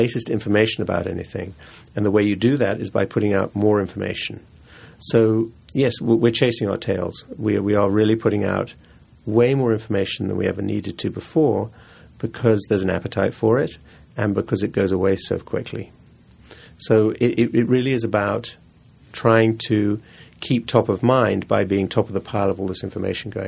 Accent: England, United Kingdom; now in New York, United States; I grew up in England and New York. My folks moved to New York, but I was sent to school in England.

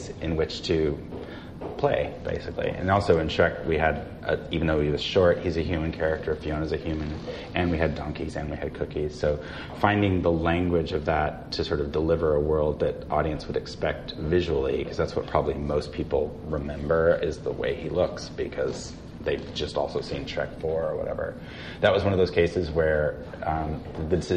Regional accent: Fayetteville, Arkansas, United States; moved away; I grew up in Fayetteville, Arkansas

